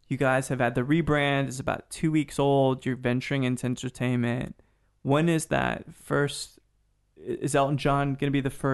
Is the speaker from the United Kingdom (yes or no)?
yes; United Kingdom; A Brit guy or a... I'm a Brit guy.